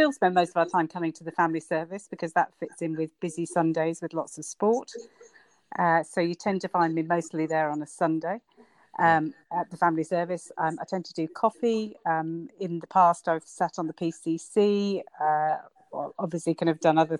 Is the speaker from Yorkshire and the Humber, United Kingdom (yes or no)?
no; Northampton, East Midlands, United Kingdom; moved away as an adult; also born or lived in London; now in Ilkley, United Kingdom; I grew up in Northampton